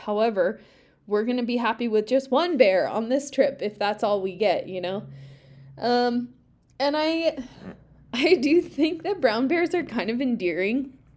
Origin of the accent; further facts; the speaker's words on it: Pacific Northwest, United States; I grew up in the Pacific Northwest